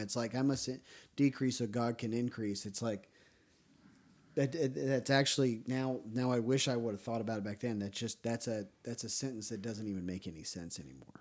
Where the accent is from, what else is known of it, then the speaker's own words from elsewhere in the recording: Ohio, United States; now in Tennessee, United States; the church I grew up in Ohio was very strict